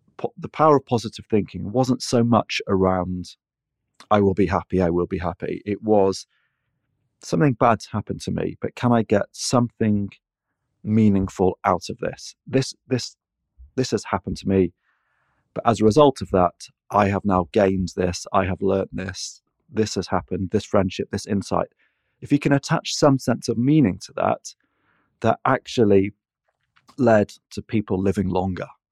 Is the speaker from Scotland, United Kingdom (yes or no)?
no; Manchester, North West England, United Kingdom; moved away; also born or lived in London; I'm a Mancunian